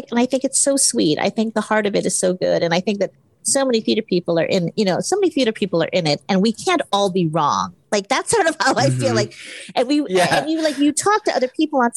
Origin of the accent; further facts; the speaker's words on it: Hawaii, United States; I grew up in Hawaii, where Asians mm-hmm. are the majority